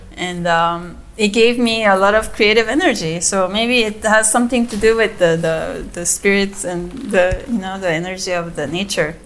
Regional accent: South Korea; also born or lived in United States; now in Yucatan, Mexico; I grew up in Korea. I'm like fully Korean

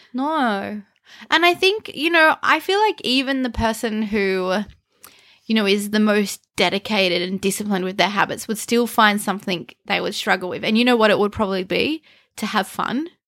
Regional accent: Canberra, Australian Capital Territory, Australia; we grew up in Canberra and it's called the bush capital for a reason

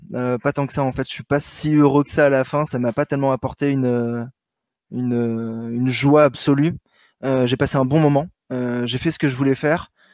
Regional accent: Paris, Île-de-France, France; un petit parisien euh, qui, s'entraîne dans le bois de Vincennes

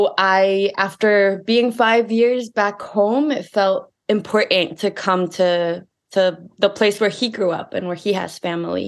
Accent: Ecuador; moved away as an adult; now in St. Louis, United States; I grew up in Ecuador. Then I came to the United States

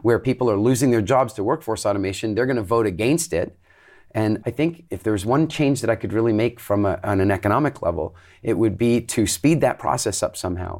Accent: Canada; also born or lived in England; now in Dominican Republic; I grew up in Canada

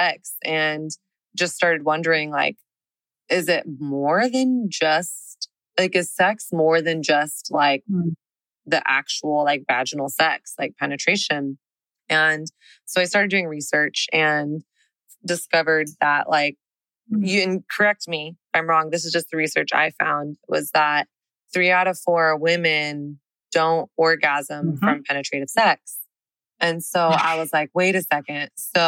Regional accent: the South, United States; now in Texas, United States; I didn't grow up in a Christian home, but I grew up in the South.

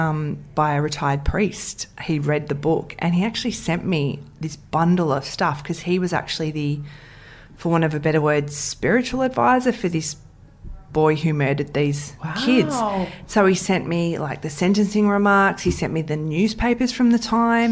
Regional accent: Ringwood, Victoria, Australia; I grew up in Ringwood.

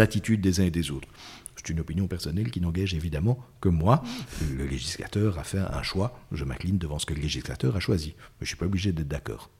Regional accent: Belgium; chez nous, en Belgique.

